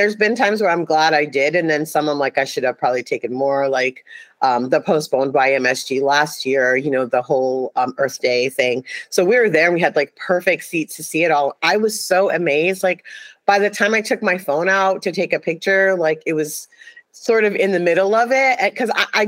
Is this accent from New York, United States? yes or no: yes; New York City, New York, United States; now I'm from New York City. I grew up in Brooklyn, New York